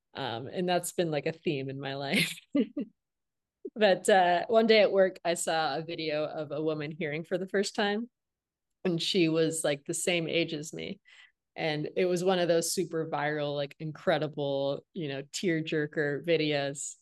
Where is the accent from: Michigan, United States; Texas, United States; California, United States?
Michigan, United States; Flint; now in Los Angeles, United States; I'm from Flint, Michigan